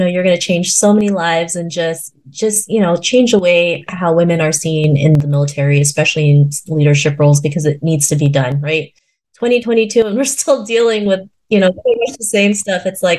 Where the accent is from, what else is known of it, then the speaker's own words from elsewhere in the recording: Philippines; just because I'm 5'2", I'm Filipino, I'm a woman, they can't treat me like that, right?